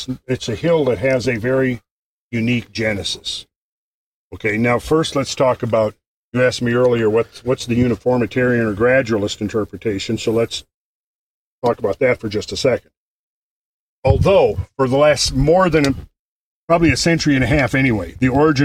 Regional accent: Minnesota, United States; moved away as an adult; now in Georgia, United States; where I was raised in Minnesota, they talk very distinct from where I live now

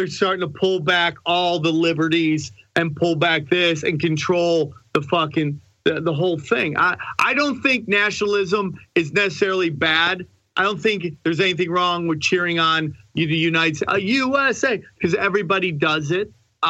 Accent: Canada; Love being Canadian.

